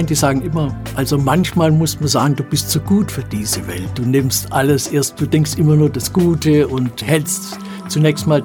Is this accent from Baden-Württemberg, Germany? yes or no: yes; Rottenburg am Neckar, Baden-Württemberg, Germany; also born or lived in Stuttgart; Sind dort allerdings 1944 ausgebombt worden und meine Mutter ist dann mit mir und meinem Bruder nach Rottenburg am Neckar gezogen